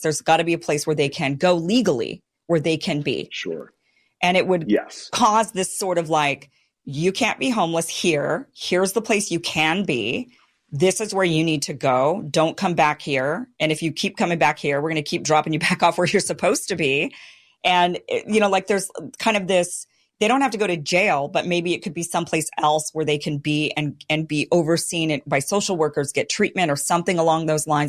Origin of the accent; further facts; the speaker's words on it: Boise, Idaho, United States; moved away; Boise, my hometown